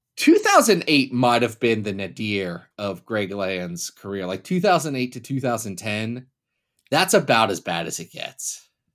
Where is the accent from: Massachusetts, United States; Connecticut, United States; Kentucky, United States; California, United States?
Kentucky, United States; I was born in Kentucky